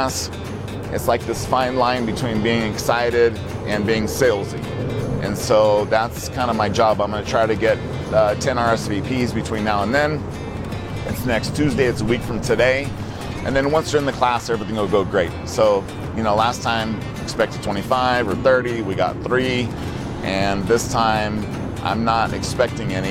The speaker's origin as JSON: {"language": "English", "town": "Oakdale", "region": "California", "country": "United States", "moved": "yes", "lives_now": "Colorado, United States", "said": "I live in Colorado, but I'm from California, a little tiny town in Central California that almost nobody's heard of. It's called Oakdale."}